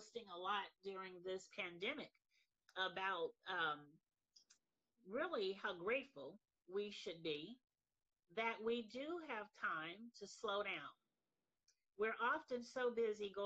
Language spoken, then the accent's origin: English; San Francisco Bay Area, Northern California, United States; I'm from Northern California, the greater San Francisco Bay Area